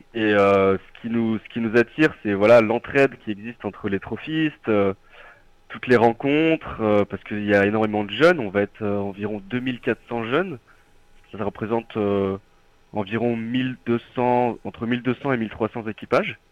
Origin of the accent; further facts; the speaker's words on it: Nord-Isère, Izieux?, Auvergne-Rhône-Alpes, France; moved away as an adult; now in Lyon, France; je suis originaire du Nord-Isère, d'un petit village du Nord-Isère, d'Izimieux